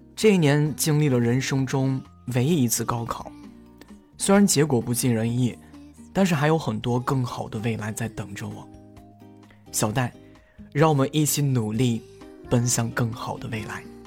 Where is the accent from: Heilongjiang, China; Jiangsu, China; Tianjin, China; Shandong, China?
Shandong, China; also born or lived in Xiamen; 我爸妈是他们是比较想让我留在就是山东省内嘛